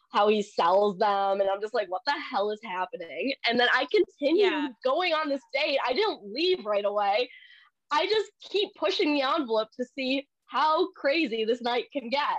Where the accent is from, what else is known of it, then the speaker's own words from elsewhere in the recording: Philippines; I'm Filipino.